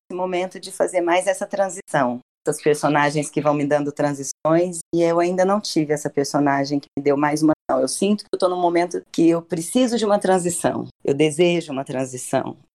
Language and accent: Portuguese; Ituverava, São Paulo, Brazil; eu sou de Tuverava